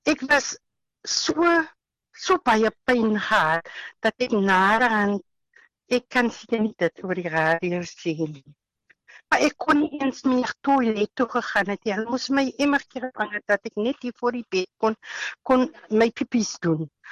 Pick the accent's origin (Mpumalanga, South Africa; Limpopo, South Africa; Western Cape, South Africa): Western Cape, South Africa; Caledon; ek is van Caledon, uitsig. Ons woon hier in Reierland